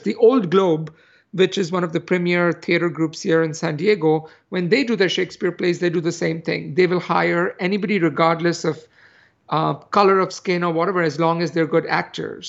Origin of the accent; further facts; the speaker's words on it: India; moved away; growing up in India